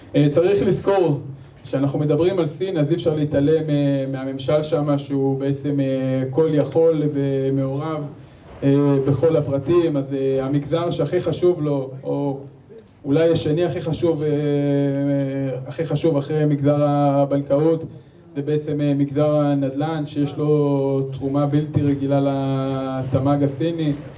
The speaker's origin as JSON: {"language": "Hebrew", "country": "Israel", "said": "אנחנו כישראלים"}